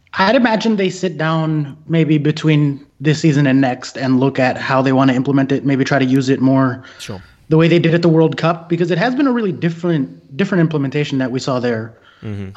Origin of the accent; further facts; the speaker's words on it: United States; as an American Chelsea fan